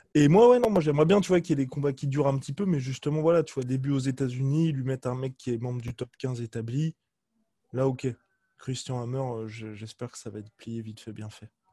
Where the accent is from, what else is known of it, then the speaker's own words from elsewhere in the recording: France; en tant que Français